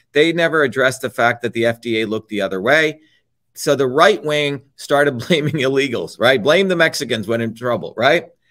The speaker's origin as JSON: {"language": "English", "country": "India", "tie": "born or raised there", "moved": "yes", "said": "when I was growing up in India"}